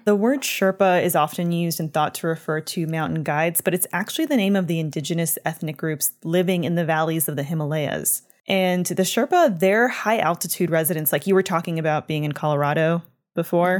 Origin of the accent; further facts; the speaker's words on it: Canada; I'm from Canada